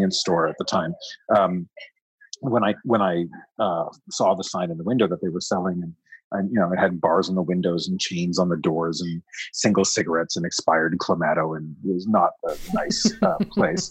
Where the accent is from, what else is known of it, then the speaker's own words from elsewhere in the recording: Toronto, Ontario, Canada; moved away as an adult; also born or lived in Montreal, Canada; I was born in Montreal. I grew up here in Toronto, but I moved back and lived in Montreal for more than 10 years